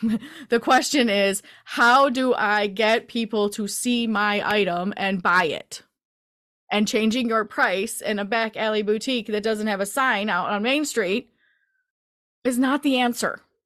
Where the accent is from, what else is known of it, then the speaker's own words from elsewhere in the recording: Michigan, United States; I'm from the Midwest, Michigan area